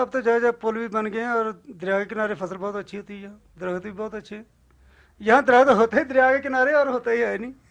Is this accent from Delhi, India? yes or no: no; Gurdaspur, Punjab, India; now in Leh, India; हम गुरदासपुर के